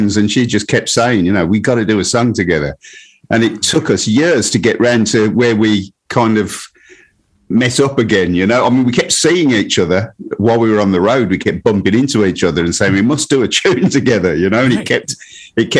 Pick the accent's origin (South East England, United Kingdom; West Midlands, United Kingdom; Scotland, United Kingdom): West Midlands, United Kingdom; Birmingham; all born in Birmingham